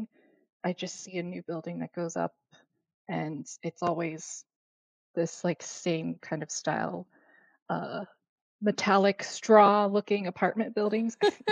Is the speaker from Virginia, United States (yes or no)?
yes; Richmond, Virginia, United States; moved away as an adult; now in Boston, United States; I grew up in Richmond, Virginia, I came up here for graduate school